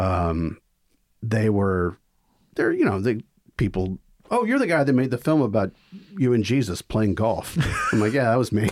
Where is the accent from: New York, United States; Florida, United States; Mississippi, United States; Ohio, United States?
Mississippi, United States; Vicksburg; moved away as an adult; also born or lived in Greenwood, Mississippi; now in Savannah, United States; I grew up there since I was three.